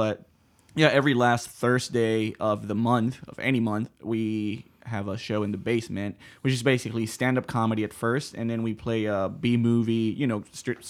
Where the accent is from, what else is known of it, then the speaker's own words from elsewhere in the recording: Puerto Rico; But I'm from Puerto Rico, so it's fully different.